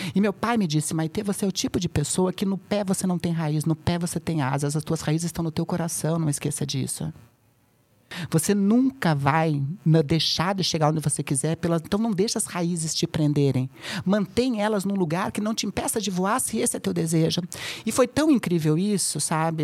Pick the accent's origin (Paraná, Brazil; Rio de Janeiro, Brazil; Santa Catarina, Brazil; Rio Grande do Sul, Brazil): Paraná, Brazil; Curitiba; moved away as an adult; now in São Paulo, Brazil; em Curitiba, que é onde eu nasci, eu moro agora há oito anos aqui em São Paulo